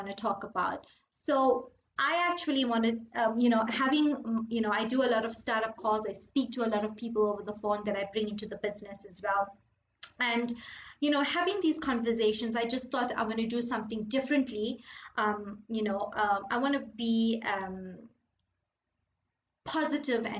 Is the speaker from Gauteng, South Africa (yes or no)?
yes; Gauteng, South Africa; I'm from Gauteng, South Africa